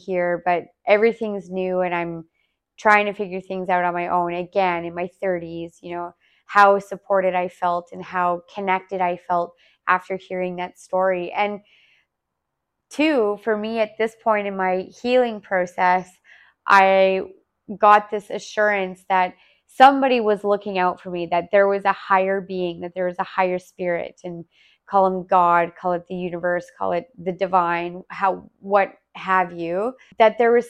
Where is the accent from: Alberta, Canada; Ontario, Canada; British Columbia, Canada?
Alberta, Canada; Calgary; yeah, like I'm here from Calgary and blah, blah, blah.